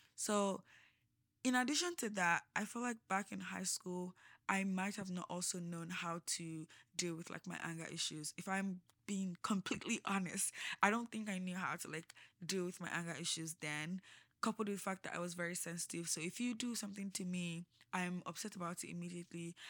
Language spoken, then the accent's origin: English; Lagos, Nigeria; also born or lived in Osun State / Abuja; I grew up in Lagos. I lived all my life in Lagos.